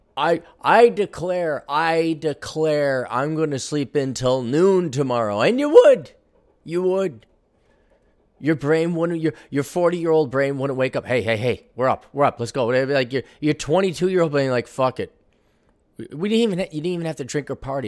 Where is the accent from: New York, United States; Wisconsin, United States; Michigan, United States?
Wisconsin, United States; Milwaukee; moved away; when I was growing up in Milwaukee